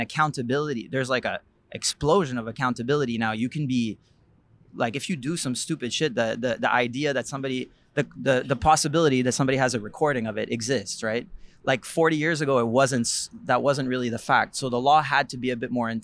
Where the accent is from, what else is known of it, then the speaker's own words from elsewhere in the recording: Montreal, Quebec, Canada; I grew up in Villeray, like around Jerry.